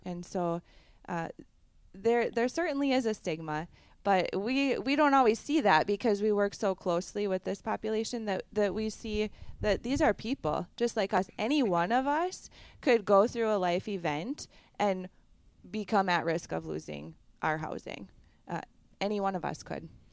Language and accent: English; Barron County, Wisconsin, United States; also born or lived in Chippewa Valley, Wisconsin; I grew up in Barron County